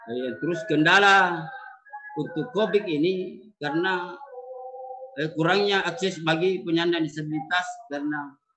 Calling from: Jenites, South Sulawesi, Indonesia; Kami Desa Jenites, Kabupaten Maros, Sulawesi Selata

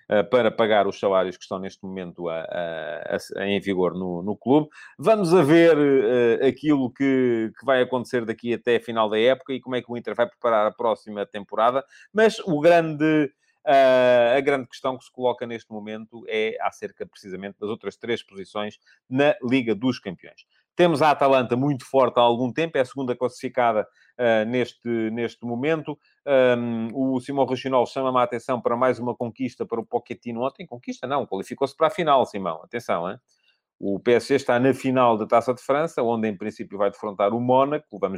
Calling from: Cape Verde; Sou de Cabo Verde, aqui também aconteceu o mesmo.

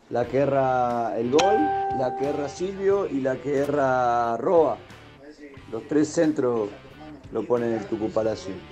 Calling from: Colegiales, Buenos Aires, Argentina; de Colegiales.

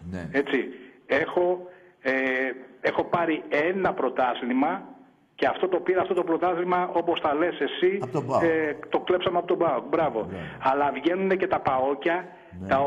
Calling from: Kallithea, Attica, Greece; από την Καλυθέα

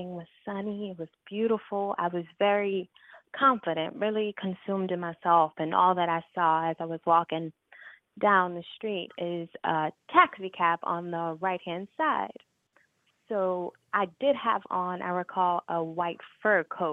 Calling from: Chicago, Illinois, United States; I'm calling from Chicago

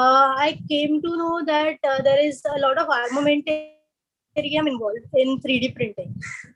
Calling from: Mumbai, Maharashtra, India; Yeah, I'm coming from Mumbai. I'm an orthodontist profession and I have my private clinic in Mumbai itself.

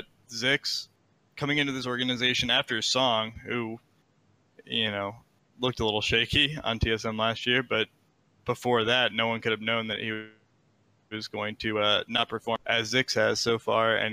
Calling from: Fort Myers, Florida, United States; I'm calling from Fort Myers, Florida.

